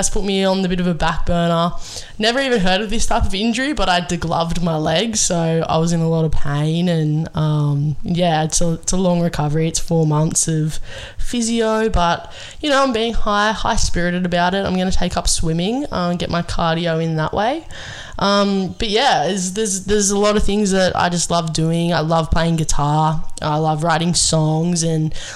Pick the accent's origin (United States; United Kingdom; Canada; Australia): Australia; Sydney, New South Wales; I grew up in the Sutherland Shire. I was born out that way